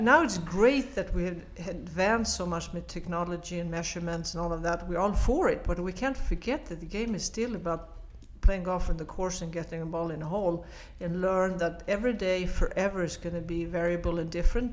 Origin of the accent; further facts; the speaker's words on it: Sweden; moved away as an adult; also born or lived in United States; I'm from Sweden, I played in our national teams